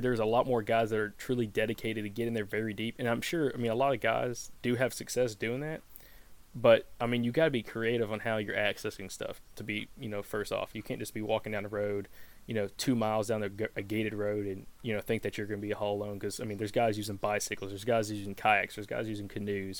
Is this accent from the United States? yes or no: yes; the South, United States; growing up in the South